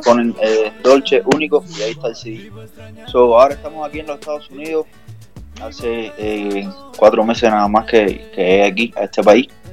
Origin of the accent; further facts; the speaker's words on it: Cuba; yo soy cubano